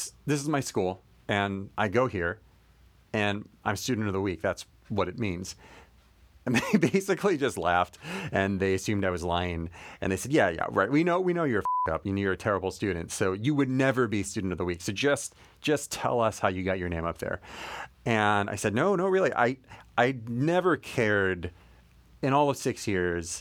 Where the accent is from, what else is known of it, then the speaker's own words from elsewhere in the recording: Southern California, United States; I am from Southern California. And when I was a kid, my parents sent me to this Korean language and culture school on weekends.